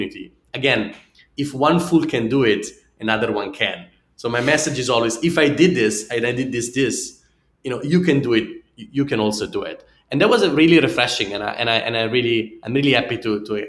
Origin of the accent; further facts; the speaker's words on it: Italy; accent: Italian; English is a second language; my funny Italian accent